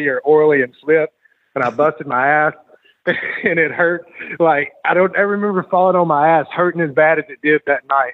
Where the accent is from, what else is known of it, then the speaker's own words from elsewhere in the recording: Louisiana, United States; I grew up in Louisiana and I grew up watching Bill Watts Mid-South and, they used to come to the Monroe Civic Center where I live